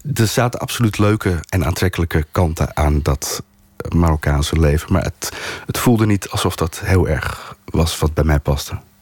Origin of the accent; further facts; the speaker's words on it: Amsterdam, North Holland, Netherlands; een klein gedeelte van mijn eigen jeugd. Maar dan van moederskant, de Amsterdamse kant.